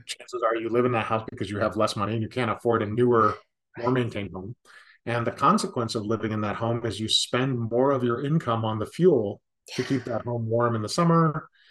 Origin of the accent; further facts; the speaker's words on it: Chicago, Illinois, United States; I grew up in Chicago